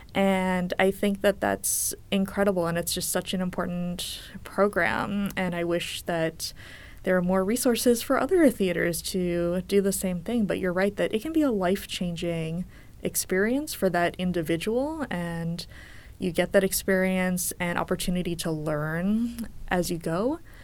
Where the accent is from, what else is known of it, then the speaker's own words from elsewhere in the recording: New York, United States; being a New Yorker